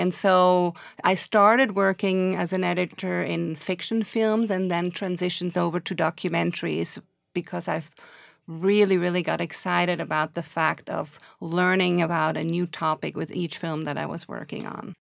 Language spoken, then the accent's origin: English; Switzerland; moved away as an adult; now in New York, United States; I'm originally from Switzerland and came to New York in nineteen eighty-six to study at N Y U.